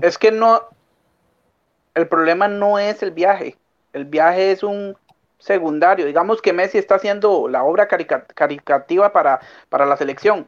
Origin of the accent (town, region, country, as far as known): Costa Rica